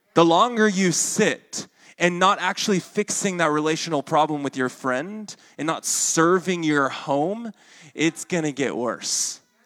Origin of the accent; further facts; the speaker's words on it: Arkansas, United States; accent: Arkansan; my Arkansan accent comes out with that word.